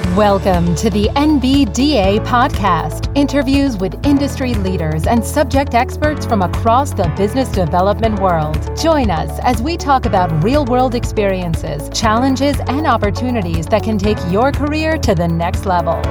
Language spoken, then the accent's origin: English; Iowa, United States; I'm from Iowa originally